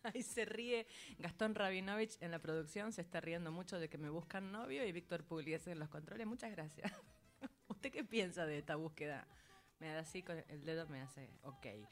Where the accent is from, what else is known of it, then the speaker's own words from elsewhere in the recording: San Nicolás de los Arroyos, Buenos Aires Province, Argentina; San Nicolás, que es mi pueblo